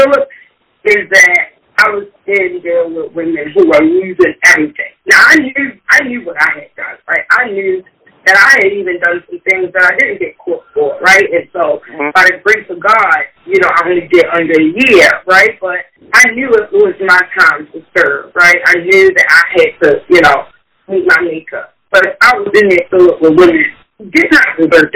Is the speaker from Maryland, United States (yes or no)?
yes; Baltimore, Maryland, United States; Raised on the east side of Baltimore. Went to Baltimore City Public Schools.